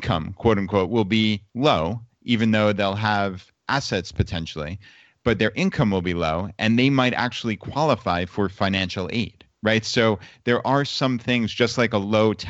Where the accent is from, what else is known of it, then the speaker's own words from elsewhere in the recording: New York, United States; moved away; we're from New York, actually. So my parents and my in-laws all came down and left from the New York City airport